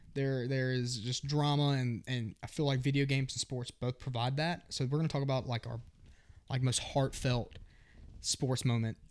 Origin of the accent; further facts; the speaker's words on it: New Orleans, Louisiana, United States; I was born in New Orleans